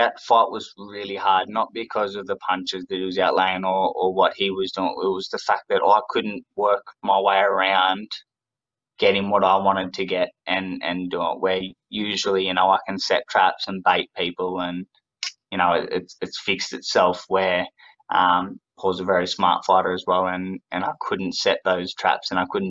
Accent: Australia; I'm an Aussie

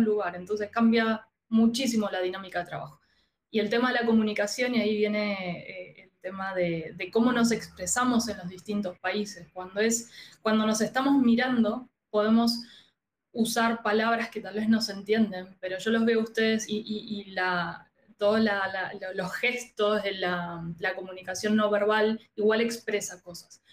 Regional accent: Argentina; now in Chile; soy argentina

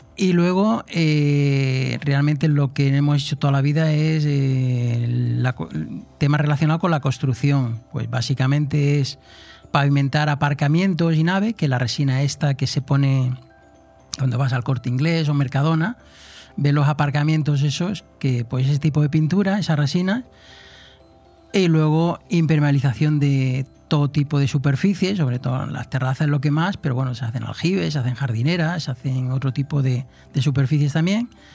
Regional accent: Moguer, Andalusia, Spain; also born or lived in Polop / Altea; now in Marina Baja, Spain; yo nací en Huelva

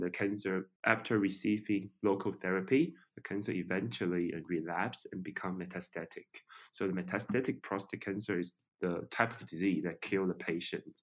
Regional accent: Taiwan; I'm from Taiwan

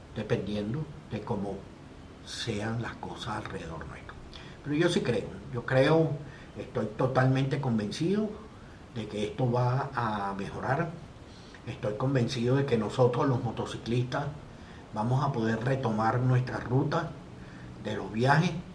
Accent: Venezuela; Nosotros como venezolanos hemos tenido toda una serie de problemas directos e indirectos

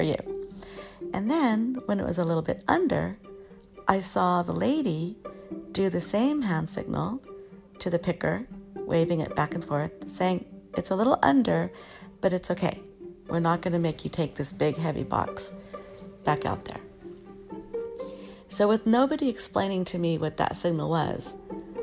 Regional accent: Oxnard, California, United States; We were growing up in Oxnard, California

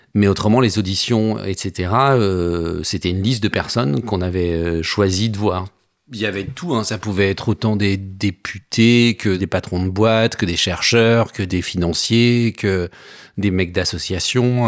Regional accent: Savoie, Auvergne-Rhône-Alpes, France; now in Paris, France; je viens de Savoie, j'habite à Paris depuis

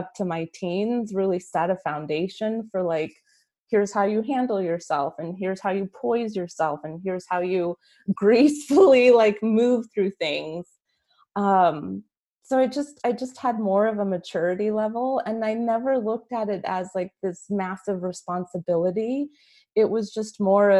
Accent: Albuquerque, New Mexico, United States; moved away as an adult; now in San Diego, United States; born and raised Albuquerque, New Mexico, but I'm currently living in San Diego, California. Have been for like the last 20 some years.

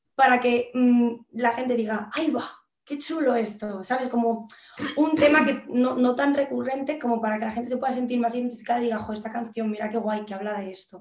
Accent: Valdemoro, Community of Madrid, Spain; yo soy de un pueblo del sur de Valdemoro. Uy, de Del sur de Madrid que se llama Valdemoro

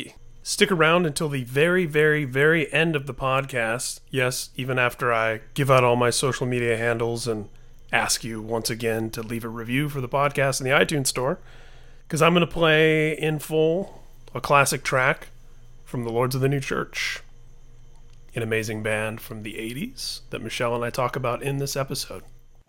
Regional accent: Midwest, United States; I grew up in the Midwest, she grew up in the Northeast.

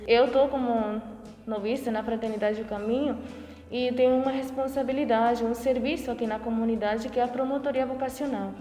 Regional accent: Paraguay; moved away as an adult; now in Porto Alegre, Brazil; sou natural do Paraguai, mas estou aqui em Porto Alegre, no Brasil.

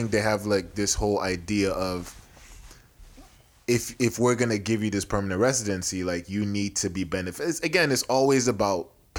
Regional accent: Houston, Texas, United States; born there; now in Nebraska, United States; because on my birth certificate said I was from Houston, Texas.

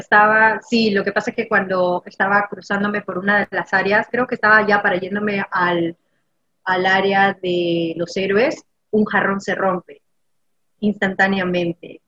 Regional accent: Peru; en mi país

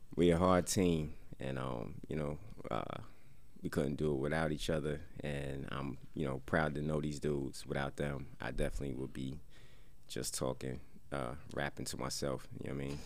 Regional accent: Paterson, New Jersey, United States; I'm from Silk City. That's Patterson

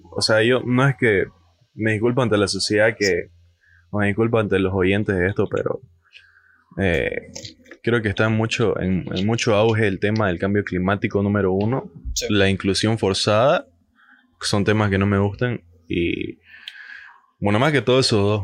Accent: Bolivia

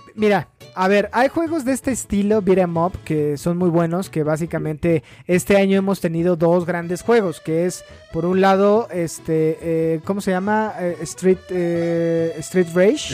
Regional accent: Mexico; crecí viendo Karate Kid en el Canal 5, güey, como casi todos los niños mexicanos

